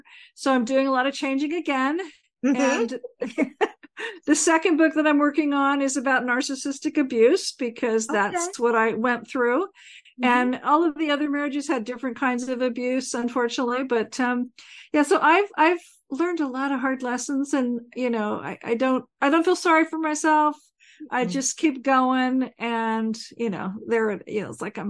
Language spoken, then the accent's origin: English; California, United States; now in Portland, United States; I live in Portland, Oregon. I'm formerly from California.